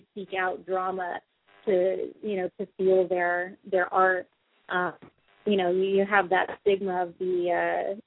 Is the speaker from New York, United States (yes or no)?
no; South Florida, United States; also born or lived in West Palm Beach, Florida; now in Los Angeles, United States; I grew up in South Florida